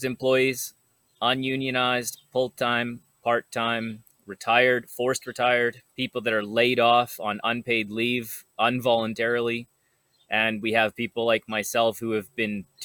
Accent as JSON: {"language": "English", "country": "Canada", "said": "my life as a Canadian citizen"}